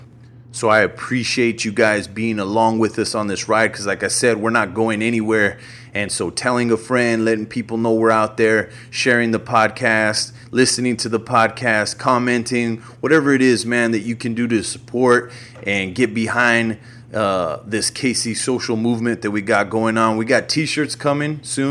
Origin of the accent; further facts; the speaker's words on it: New Mexico, United States; I'm from New Mexico